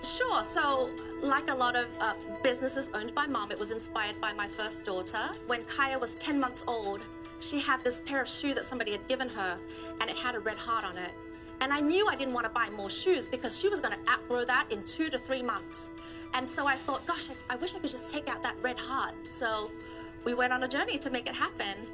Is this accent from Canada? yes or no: no; Australia; accent: Australian; also born or lived in Vietnam; now in Huntington Beach, United States; resettled to Australia, where I grew up, and hence oh, wow. the accent.